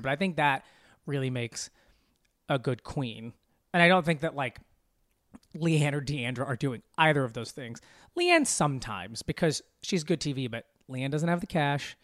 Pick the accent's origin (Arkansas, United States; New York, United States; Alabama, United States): Arkansas, United States; moved away; also born or lived in Dallas, Texas; I grew up in Arkansas